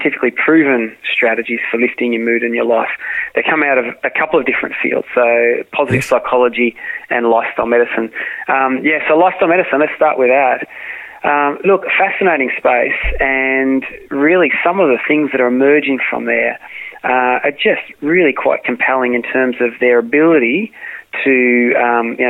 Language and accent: English; Australia; I'm an Aussie